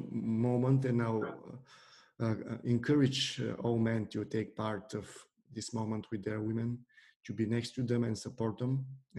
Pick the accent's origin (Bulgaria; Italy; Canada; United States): Bulgaria; It was because in Bulgaria, there are a lot of tough boys, let's say, at school, who are using their force on the other children.